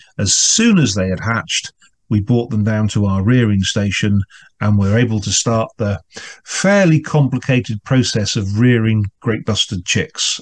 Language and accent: English; England, United Kingdom; an Englishman